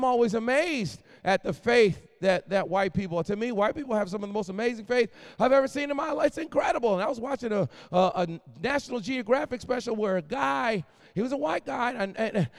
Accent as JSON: {"language": "English", "town": "Boston", "region": "Massachusetts", "country": "United States", "tie": "born or raised there", "also_born_or_lived": "Philadelphia, Pennsylvania", "moved": "yes", "lives_now": "North Carolina, United States", "said": "I was born in Philly, raised in Boston, and now I live in North Carolina"}